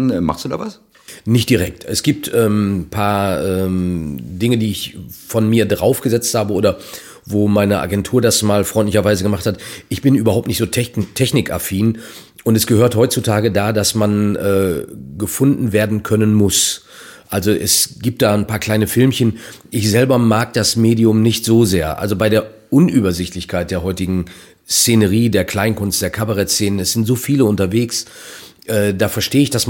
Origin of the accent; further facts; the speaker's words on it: North Rhine-Westphalia, Germany; Ein Kuss ist bei uns in Ostwestfalen ein Eheversprechen.